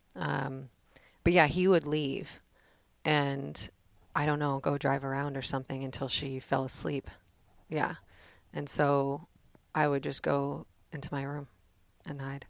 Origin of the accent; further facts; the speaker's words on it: Danville, California, United States; also born or lived in Pleasanton, California; I grew up in the Bay Area, San Francisco Bay Area, in Danville, California